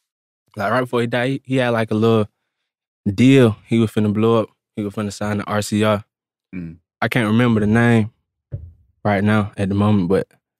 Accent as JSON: {"language": "English", "town": "Atlanta", "region": "Georgia", "country": "United States", "said": "Yeah, I'm from Atlanta. I'm actually from the east side of Atlanta."}